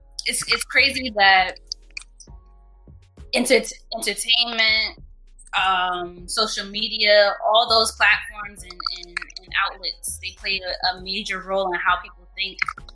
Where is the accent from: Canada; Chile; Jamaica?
Jamaica; being Jamaican, growing up